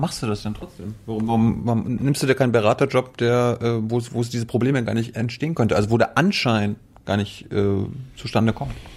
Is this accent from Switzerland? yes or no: no; Malchin, Mecklenburg-Vorpommern, Germany; ich bin Mecklenburger